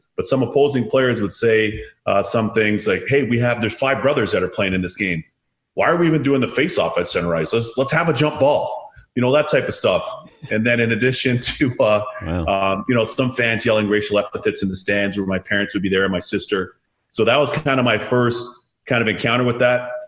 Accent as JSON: {"language": "English", "town": "Toronto", "region": "Ontario", "country": "Canada", "tie": "born or raised there", "said": "I was born in Canada"}